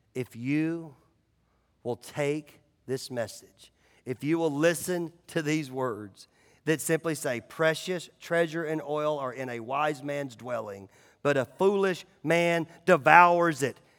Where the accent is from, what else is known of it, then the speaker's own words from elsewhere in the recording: United States; It's called being an American